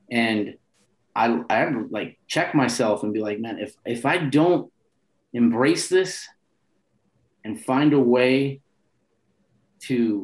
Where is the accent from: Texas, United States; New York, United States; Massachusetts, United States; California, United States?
California, United States; San Francisco; also born or lived in Nebraska; But I'm born and raised in North Beach, and I always identify with North Beach